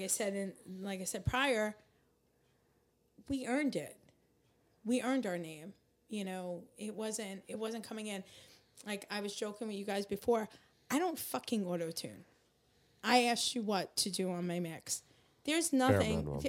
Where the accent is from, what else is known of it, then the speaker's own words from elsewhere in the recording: Seaford, New York, United States; also born or lived in Queens, New York; now in New Jersey, United States; I grew up in Seaford. My informative years. That's Long Island.